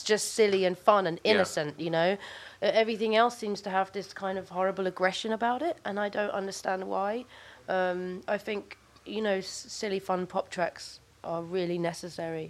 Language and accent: English; London, United Kingdom; I grew up in Brixton